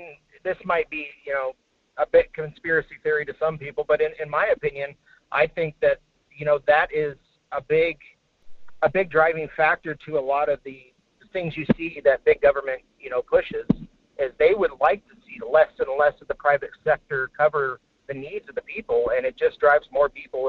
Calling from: Homer, Alaska, United States; This is … at Homer.

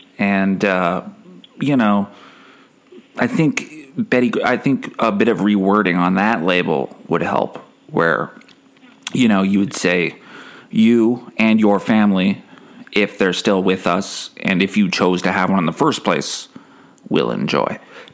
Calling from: Canada; I am calling from Canada.

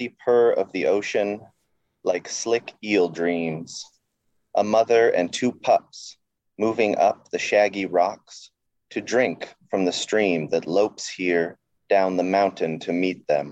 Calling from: Seattle, Washington, United States; I'm calling from Seattle, Washington

